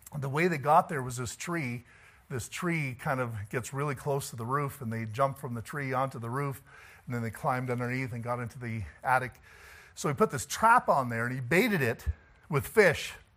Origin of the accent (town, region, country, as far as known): Canada